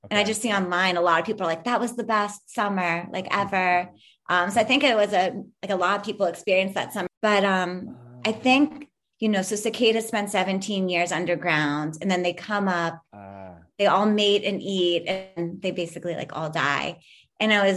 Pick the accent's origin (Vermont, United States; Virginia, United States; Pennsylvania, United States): Pennsylvania, United States; Philadelphia; moved away; also born or lived in Pittsburgh; Philadelphia, which is, you know, my hometown